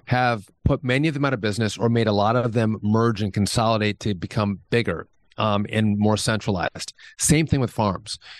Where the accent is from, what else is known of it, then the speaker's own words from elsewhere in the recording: Wisconsin, United States; I'm from Wisconsin